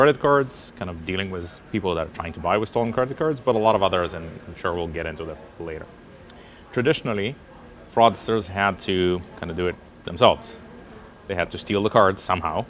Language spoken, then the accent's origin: English; near Jerusalem, Jerusalem District, Israel; also born or lived in Russia; So I was growing up actually close to Jerusalem in Israel. Mm-hmm. I was born in Russia.